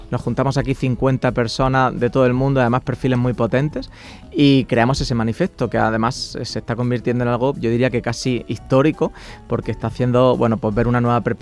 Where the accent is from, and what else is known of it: Granada, Andalusia, Spain; moved away